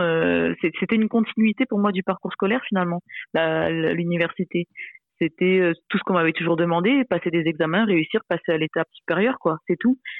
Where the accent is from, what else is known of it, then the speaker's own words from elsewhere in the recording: Réunion; je suis réunionnaise